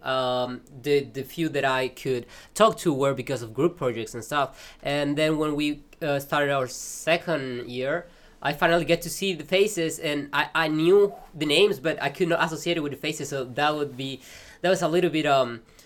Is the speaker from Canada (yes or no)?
no; Peru; moved away as an adult; now in Kraków, Poland; I'm from Peru